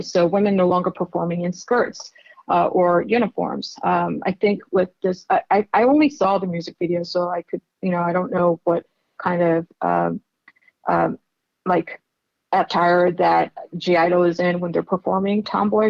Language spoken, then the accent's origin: English; South Korea; moved away; I grew up in Korea